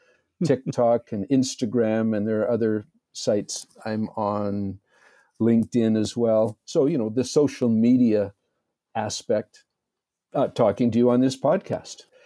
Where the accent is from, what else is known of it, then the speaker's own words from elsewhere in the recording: Red Deer, Alberta, Canada; I'm a good Canadian boy, born and raised in Red Deer